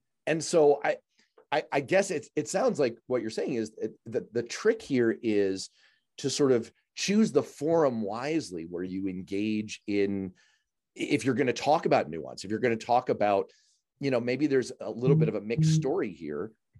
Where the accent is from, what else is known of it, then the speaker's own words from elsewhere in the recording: New York City, New York, United States; one of these exists in the neighborhood that I grew up in New York City